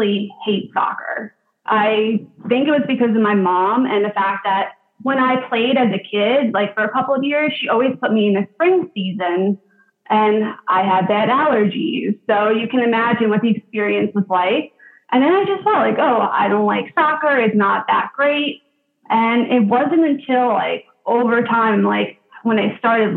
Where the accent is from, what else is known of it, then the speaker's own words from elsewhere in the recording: Long Island, New York, United States; I'm from Long Island, New York